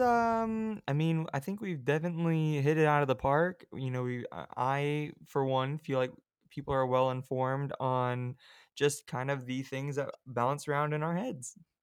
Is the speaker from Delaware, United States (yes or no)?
no; California, United States; I'm from California